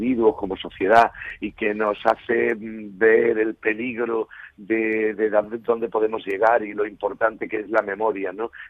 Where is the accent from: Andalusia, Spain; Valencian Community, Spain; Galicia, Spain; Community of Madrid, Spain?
Andalusia, Spain; Malaga; Málaga es mi tierra